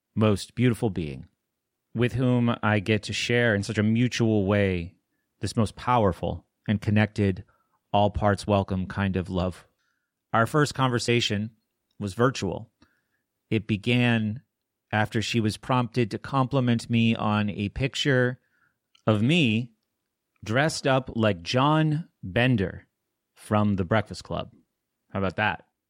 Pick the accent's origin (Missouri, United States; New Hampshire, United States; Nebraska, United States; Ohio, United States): New Hampshire, United States; now in Pittsburgh, United States; I grew up in New Hampshire